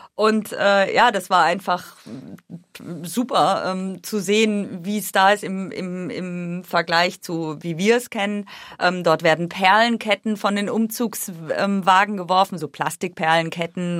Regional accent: Germany; moved away as an adult; now in Washington, D.C., United States; ich komme aus Deutschland

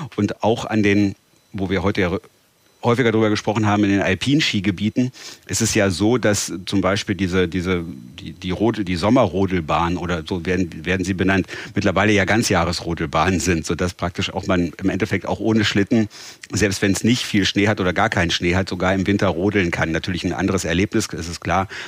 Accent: Northern Germany, Germany; für uns als Norddeutsche

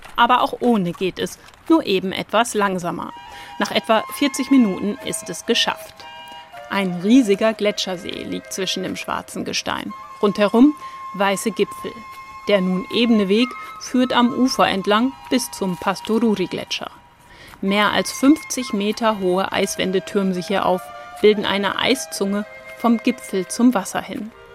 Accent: Hamburg, Germany; Ich komme aus Hamburg

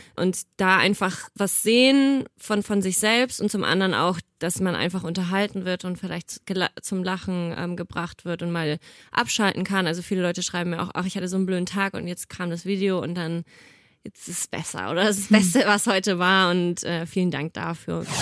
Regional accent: Nuremberg, Bavaria, Germany; now in Cologne, Germany; ich komme ja ursprünglich aus Nürnberg

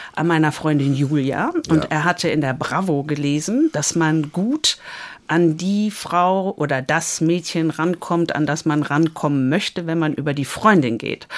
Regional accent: Dortmund, North Rhine-Westphalia, Germany; moved away as an adult; also born or lived in United States; in Dortmund, äh, Bövinghausen, wo ich groß geworden bin

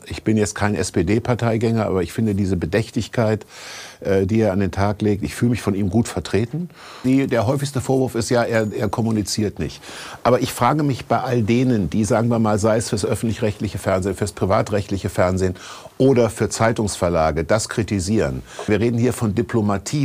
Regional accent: Kassel, Hesse, Germany; moved away as an adult; also born or lived in Berlin; einen Arzt in Kassel hatte, wo ich aufgewachsen bin

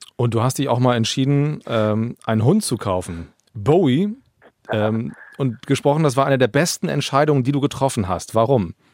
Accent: Germany; bei uns in Deutschland

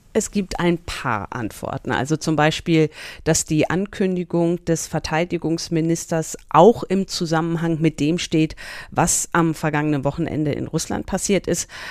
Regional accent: Germany; bei uns in Deutschland

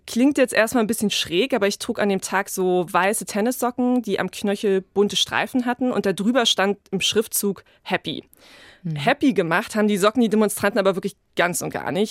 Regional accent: Berlin, Germany; ich bin in Berlin geboren und habe da auch sehr lange gelebt.

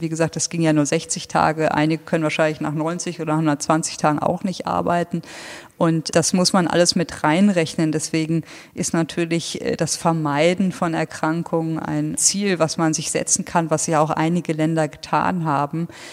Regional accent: Lower Saxony, Germany; moved away; ich bin echter Niedersachse

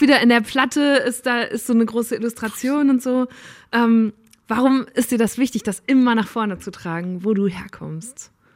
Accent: Borken, North Rhine-Westphalia, Germany; moved away; ich komme aus Borken ursprünglich

